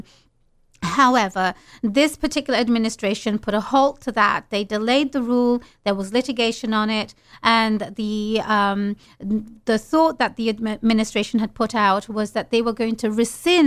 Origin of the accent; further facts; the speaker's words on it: London, United Kingdom; moved away as an adult; also born or lived in Bangladesh; now in United States; I was born in London, UK. I lived in Bangladesh for a while